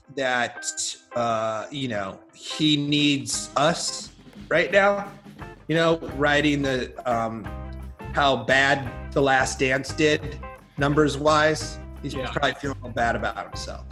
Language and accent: English; Iowa, United States; I grew up in a rural town in Iowa